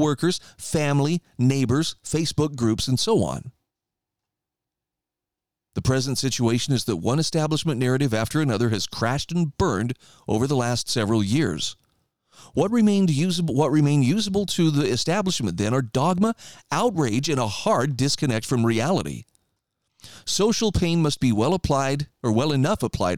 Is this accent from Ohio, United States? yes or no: no; Idaho, United States; my home state of Idaho.